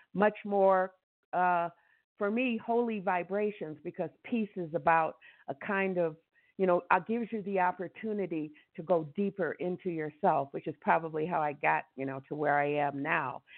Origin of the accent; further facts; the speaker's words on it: Detroit, Michigan, United States; moved away as an adult; now in Ecuador; We're from Detroit and my siblings are there in Detroit